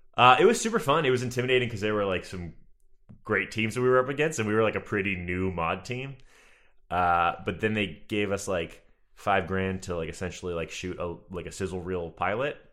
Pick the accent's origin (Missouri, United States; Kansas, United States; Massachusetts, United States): Massachusetts, United States; Marshfield; moved away; I am from, uh, Marshall, Massachusetts. It's, like, between Boston and Cape Cod.